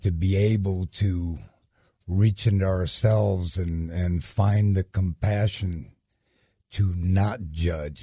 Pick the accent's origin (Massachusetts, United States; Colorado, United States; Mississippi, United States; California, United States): Colorado, United States; Denver; I grew up in Denver